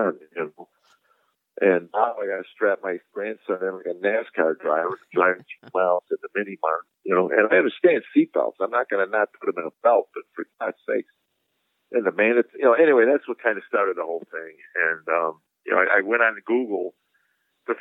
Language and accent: English; Sauk Village, Illinois, United States; moved away as an adult; also born or lived in Boston / New Jersey / Phoenix; now in Nashville, United States; I grew up in Chicago and I live in Nashville